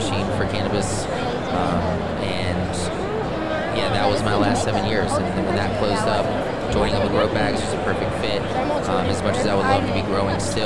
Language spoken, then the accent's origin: English; Virginia, United States; moved away as an adult; also born or lived in Colorado; originally, I'm from Virginia, so born and raised on the East Coast.